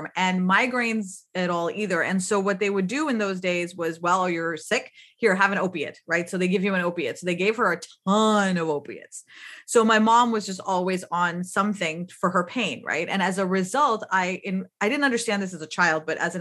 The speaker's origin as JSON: {"language": "English", "country": "Pakistan", "tie": "born or raised there", "also_born_or_lived": "United States", "moved": "yes", "said": "I grew up in Pakistan"}